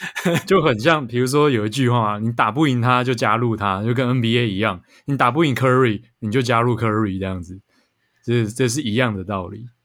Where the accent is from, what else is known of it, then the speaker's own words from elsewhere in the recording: Taiwan; 我们台湾人口很密集